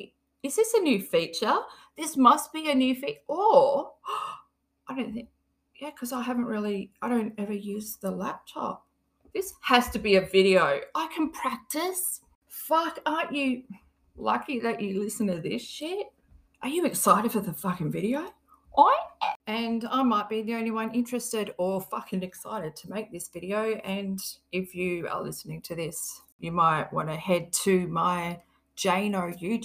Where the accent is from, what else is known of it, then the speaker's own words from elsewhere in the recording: Australia; I'm from Australia. I don't even say Australia properly